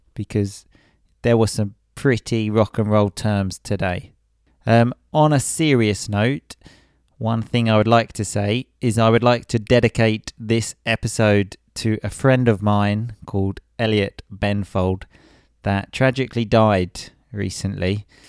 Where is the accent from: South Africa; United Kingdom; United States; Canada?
United Kingdom; England; I'm English